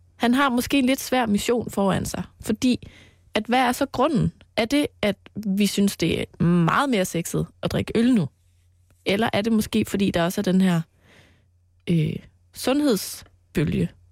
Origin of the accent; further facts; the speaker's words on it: Mols, Central Denmark Region, Denmark; på Mols, hvor jeg voksede op